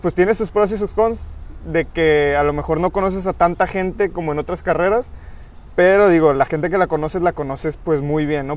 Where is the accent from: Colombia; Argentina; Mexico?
Mexico; Guadalajara, Jalisco; yo eh, soy de Guadalajara